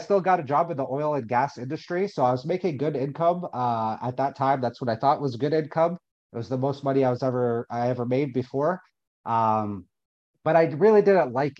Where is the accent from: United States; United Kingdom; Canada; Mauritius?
Canada; Windsor, Ontario; also born or lived in Alberta; I ended up going back to my hometown of Windsor